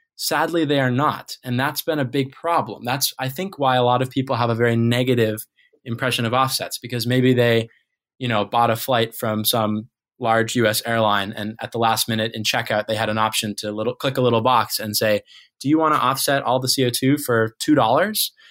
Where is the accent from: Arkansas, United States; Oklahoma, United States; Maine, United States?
Maine, United States; growing up in Maine